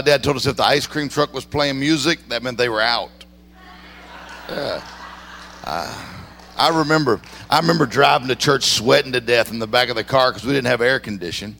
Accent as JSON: {"language": "English", "region": "Mississippi", "country": "United States", "tie": "born or raised there", "said": "I grew up in Mississippi."}